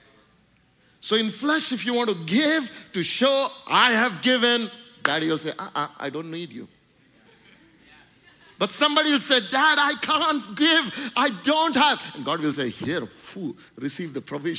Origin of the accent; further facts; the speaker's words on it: India; I'm just saying my experience in India